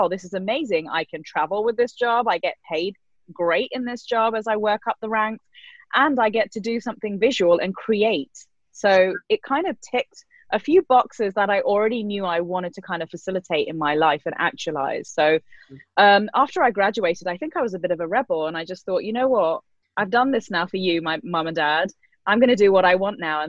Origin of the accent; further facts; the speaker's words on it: London, United Kingdom; moved away as an adult; also born or lived in Brussels, Belgium / Australia; now in Los Angeles, United States; growing up in London